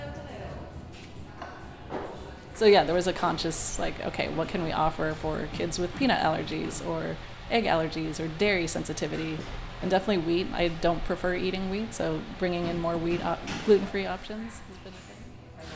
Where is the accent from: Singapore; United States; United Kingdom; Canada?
United States; Edmonds, Washington; I grew up in Edmonds.